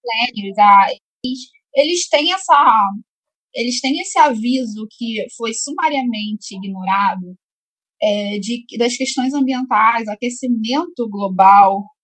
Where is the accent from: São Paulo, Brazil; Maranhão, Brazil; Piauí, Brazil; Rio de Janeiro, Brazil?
Rio de Janeiro, Brazil; eu sou carioca, eu moro no Rio